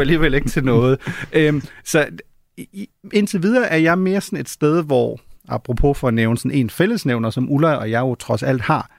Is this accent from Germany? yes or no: yes; Germany; now in Denmark; Jeg er tysker